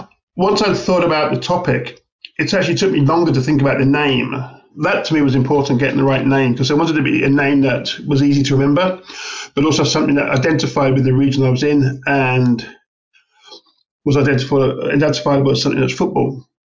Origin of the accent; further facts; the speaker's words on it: England, United Kingdom; moved away as an adult; also born or lived in Surabaya, Indonesia / Australia; now in Indonesia; I grew up in England in the 70s and the 80s.